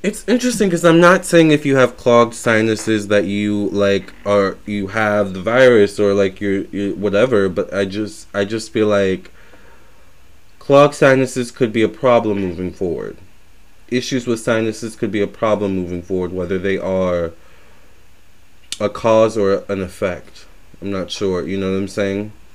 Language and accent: English; Virginia, United States; I do consider myself a Southern belle. I am from Virginia